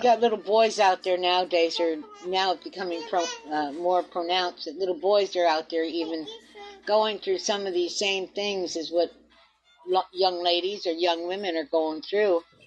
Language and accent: English; Marcellus, New York, United States; now in Florida, United States; I was raised outside on the on the farmland outside of Syracuse